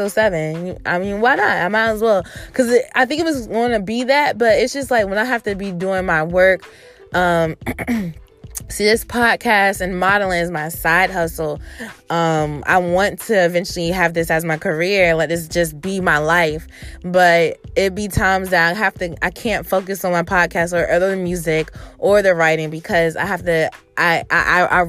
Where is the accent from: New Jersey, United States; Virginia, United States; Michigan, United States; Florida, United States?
Virginia, United States; in my hometown, VA, on my birthday weekend